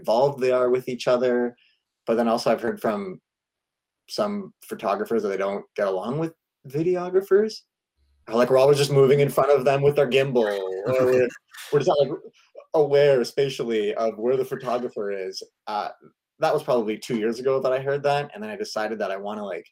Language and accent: English; Ontario, Canada; now in Burnaby, Canada; We're originally from Ontario, but we are happily situated here in BC